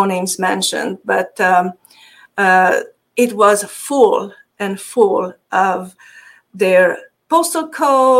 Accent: Transylvania, Romania; accent: Hungarian; English is a second language; moved away; By the way, my accent is Hungarian. I'm from Transylvania. So originally, yes.

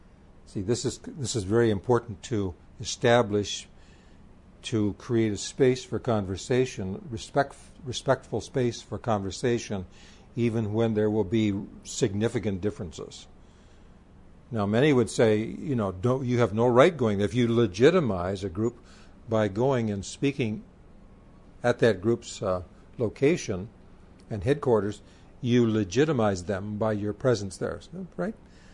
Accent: India; I was born and raised in India.

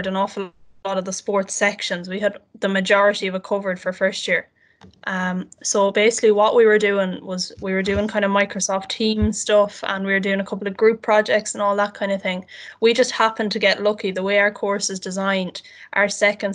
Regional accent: Castlebar, Connacht, Ireland; I'm from Castlebaran, County Mayo.

